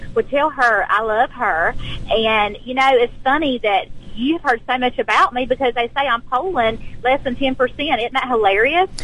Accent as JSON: {"language": "English", "region": "South Georgia", "country": "United States", "said": "I'm an educator from South Georgia"}